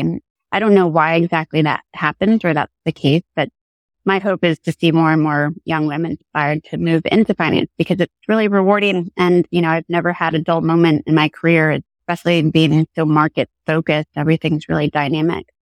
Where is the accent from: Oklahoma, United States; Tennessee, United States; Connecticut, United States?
Connecticut, United States; also born or lived in New York City; I grew up in Connecticut and that's where I'm sitting right now in sunny Connecticut